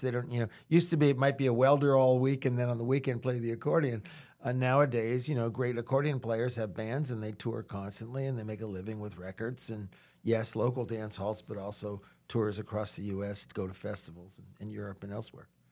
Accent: New England, United States; also born or lived in Louisiana; now in New Orleans, United States; I grew up in New England, and my mother was obsessed with Charles Ives

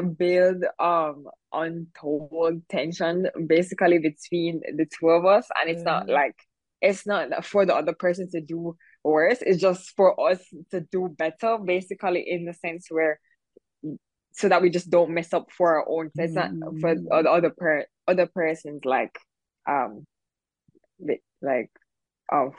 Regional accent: Jamaica; I'm kind of known as like, oh, I'm the girl from Jamaica

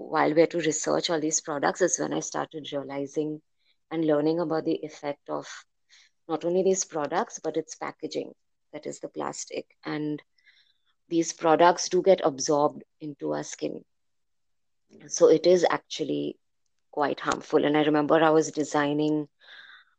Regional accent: Mumbai, Maharashtra, India; moved away as an adult; now in Athens, Greece; I have grown up in India, in Bombay

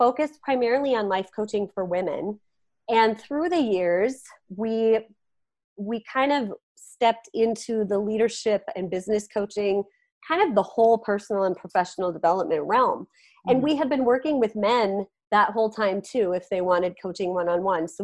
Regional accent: Carrington, North Dakota, United States; also born or lived in Fargo, North Dakota; I grew up in Carrington, North Dakota

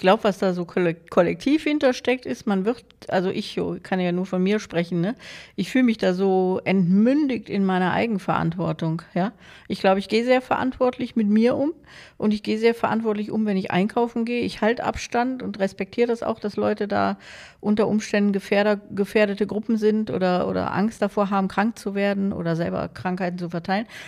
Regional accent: Germany

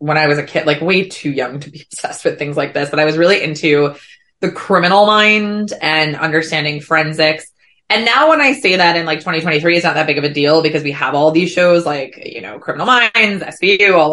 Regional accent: New Jersey, United States; moved away as an adult; also born or lived in New York City; I grew up in Jersey. So I turned 18. The day I turned 18, I simultaneously graduated from high school and I pieced it out to New York

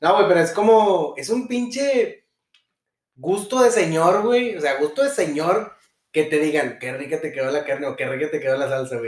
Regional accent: Monterrey, Nuevo León, Mexico; nuestros gustos como regios siempre van a ser básicos

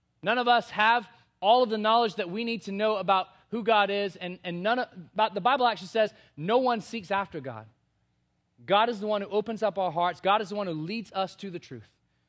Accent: Bahamas; I was born and raised in the Bahamas on a very small island with about 1,500 people.

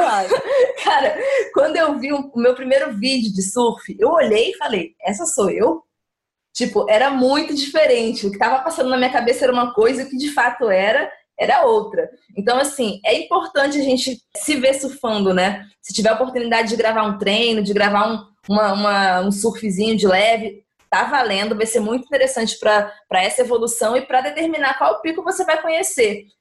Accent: Itacaré, Bahia, Brazil; Eu cresci em Itacaré, amo Itacaré.

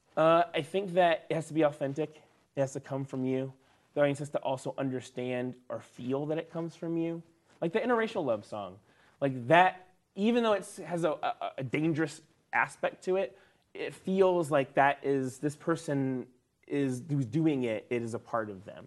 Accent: the South, United States; me growing up in the South

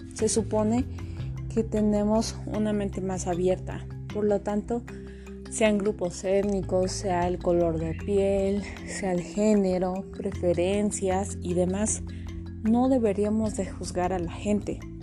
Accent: Mexico; somos mexicanos

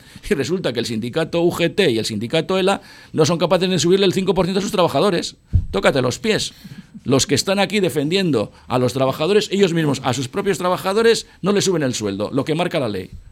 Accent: Buenavista, Basque Country, Spain; also born or lived in Muelle Viejo; Joseba y yo nos hemos creado en Buenavista. O sea, yo nací en el Muelle Viejo

